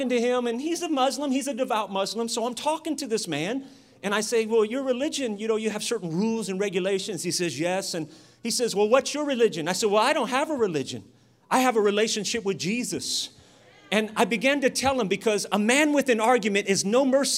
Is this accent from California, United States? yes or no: yes; Sacramento, California, United States; I'm from Oak Park, Sacramento.